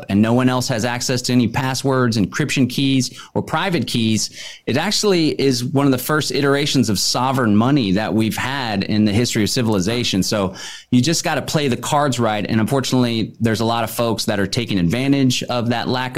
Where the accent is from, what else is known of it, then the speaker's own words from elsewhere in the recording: Austin, Texas, United States; I grew up in Austin, Texas